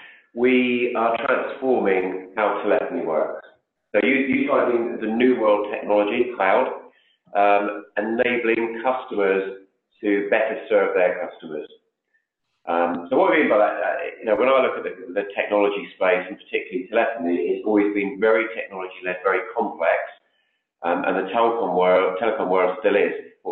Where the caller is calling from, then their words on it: London, United Kingdom; In just on the outskirts of London in the UK.